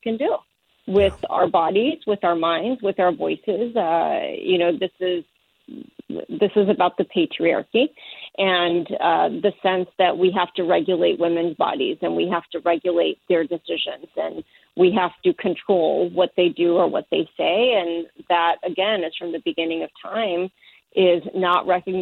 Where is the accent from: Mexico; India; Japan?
Mexico; moved away; my home country of Mexico, where I was raised